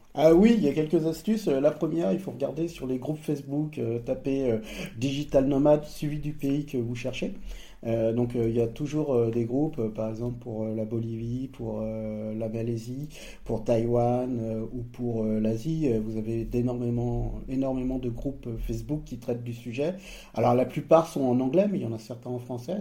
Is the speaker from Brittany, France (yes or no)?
no; Savoie, Auvergne-Rhône-Alpes, France; moved away; also born or lived in Nice, France; moi, j'ai grandi au savoie je suis à une demi-heure de là où j'ai grandi